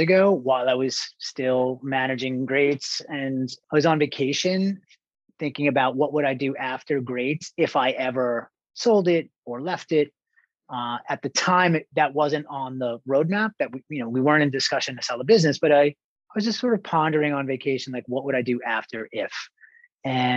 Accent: East Islip, New York, United States; moved away as an adult; also born or lived in California; now in New York, United States; I grew up in Long Island, on the south shore of Long Island, Suffolk County. Relatively small town, East Islip

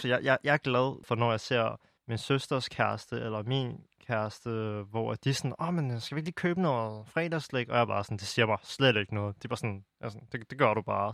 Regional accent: Denmark; also born or lived in China; jeg er vokset op i en helt anden omgivelser i Danmark

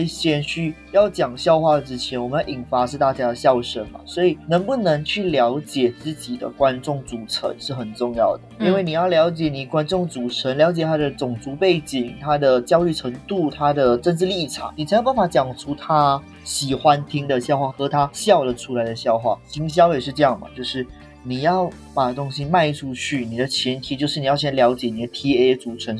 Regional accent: Taiwan; 对不起，我们是台湾人。

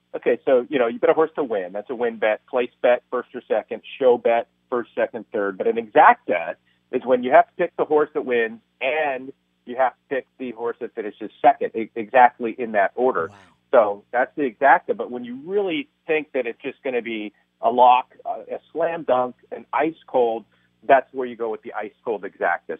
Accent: Cypress, California, United States; I grew up in Cypress

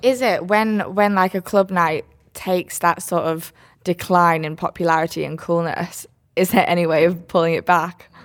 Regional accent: Switzerland; born or raised there; moved away

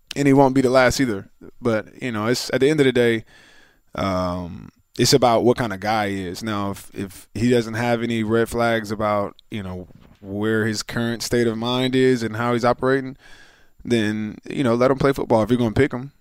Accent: Philadelphia, Pennsylvania, United States; we're from Philly

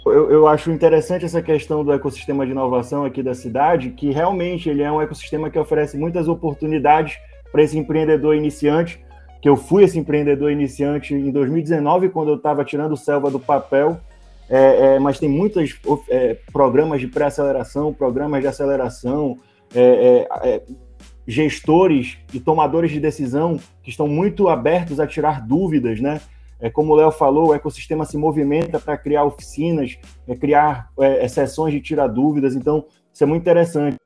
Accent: Manaus, Amazonas, Brazil; eu sou, eu sou aqui de Manaus

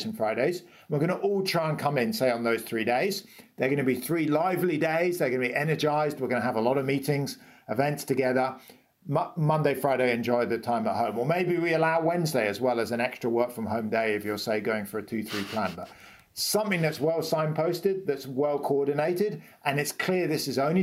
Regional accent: United Kingdom; I'm British

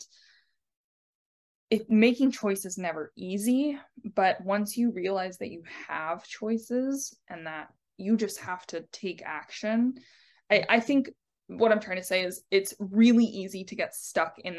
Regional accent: Arizona, United States; moved away as an adult; now in Santa Cruz, United States; I grew up in Arizona

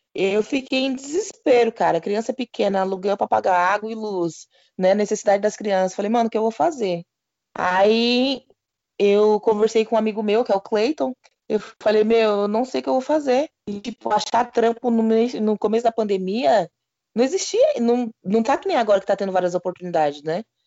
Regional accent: São Paulo, Brazil; eu sou da quebrada

